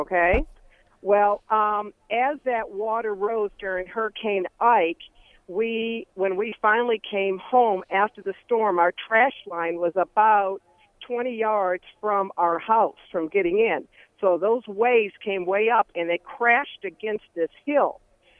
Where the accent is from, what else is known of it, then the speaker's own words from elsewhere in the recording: Michigan, United States; moved away; we're both from the Michigan area. And up in Michigan, we have basements